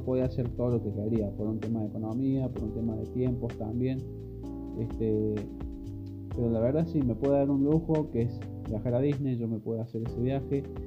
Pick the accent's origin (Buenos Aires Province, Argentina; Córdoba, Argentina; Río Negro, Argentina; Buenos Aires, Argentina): Córdoba, Argentina; yo soy de Córdoba, Argentina